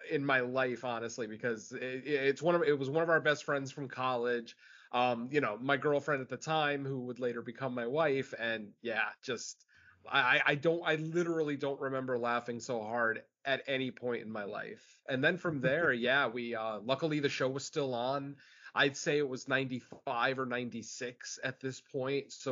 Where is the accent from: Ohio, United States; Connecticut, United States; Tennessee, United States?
Connecticut, United States; Um, unfortunately, I didn't get Svengoolie growing up in Connecticut.